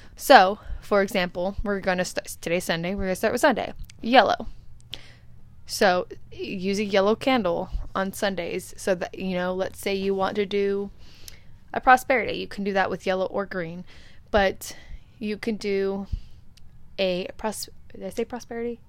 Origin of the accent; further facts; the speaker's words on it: California, United States; now in Arizona, United States; I come from California. I currently resonate in Arizona